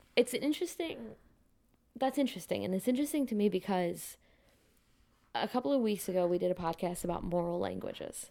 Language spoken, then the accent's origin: English; Midwest, United States; moved away; also born or lived in West Coast; I'm originally from the Midwest.